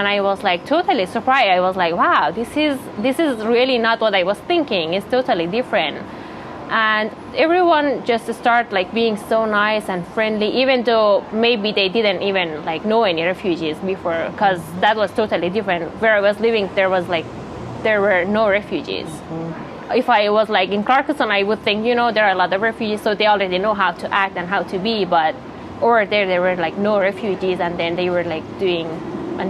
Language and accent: English; Iran; also born or lived in Afghanistan; now in Clarkston, United States; I am originally from Afghanistan, but was born in Iran as a refugee